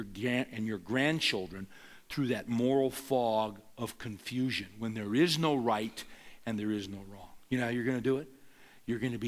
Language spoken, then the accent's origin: English; Bakersfield, California, United States; I grew up in the San Joaquin Valley of California, Bakersfield